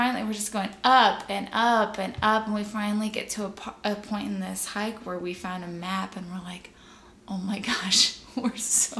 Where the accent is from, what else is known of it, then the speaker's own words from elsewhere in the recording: Canada; I grew up in Canada.